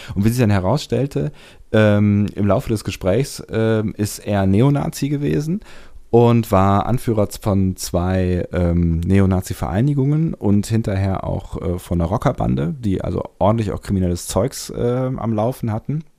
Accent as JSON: {"language": "German", "country": "Germany", "said": "speziell bei uns in Deutschland"}